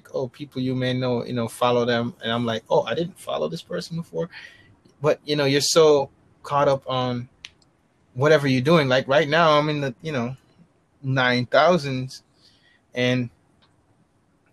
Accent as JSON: {"language": "English", "town": "New York City", "region": "New York", "country": "United States", "said": "I'm in the Bronx, New York"}